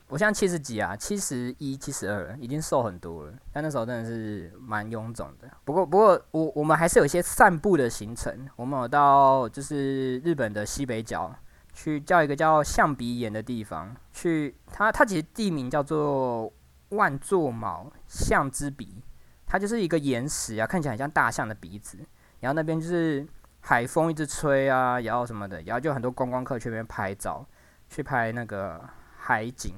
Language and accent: Chinese; Taiwan; 除了我们。台湾人之外，